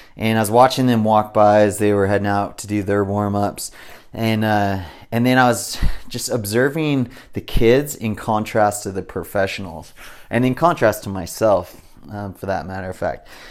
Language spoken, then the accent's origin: English; Southern California, United States; I was raised in SoCal